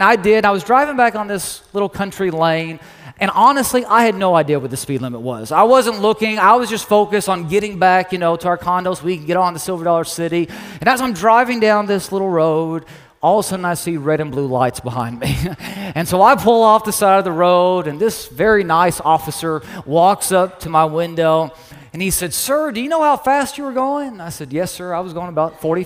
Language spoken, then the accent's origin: English; Lexington, Kentucky, United States; now in Oklahoma, United States; we're from the Lexington area